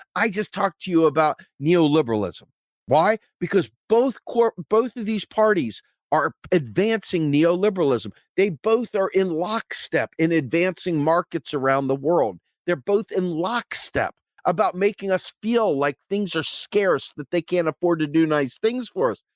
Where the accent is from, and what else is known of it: United States